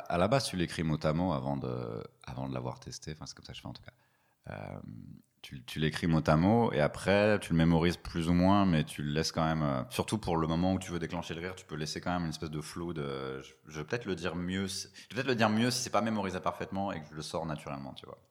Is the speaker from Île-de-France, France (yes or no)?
yes; Paris suburbs, Île-de-France, France; la banlieue parisienne